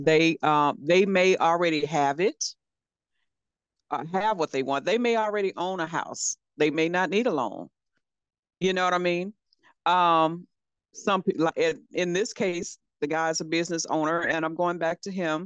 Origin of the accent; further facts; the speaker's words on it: Louisiana, United States; moved away; I'm from Louisiana originally.